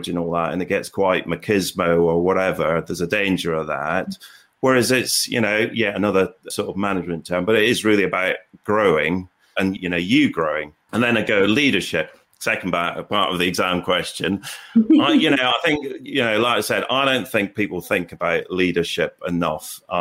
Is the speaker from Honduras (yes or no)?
no; Aberdeen, Scotland, United Kingdom; I grew up in Aberdeen and my dad worked on the oil rigs